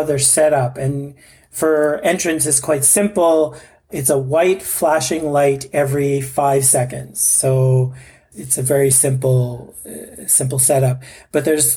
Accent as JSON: {"language": "English", "country": "Canada", "said": "I'm Canadian. I'm a Canadian guy"}